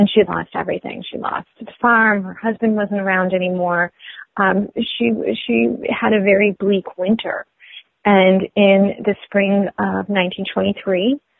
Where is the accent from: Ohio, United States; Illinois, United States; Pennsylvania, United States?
Illinois, United States; Oak Park; my hometown of Oak Park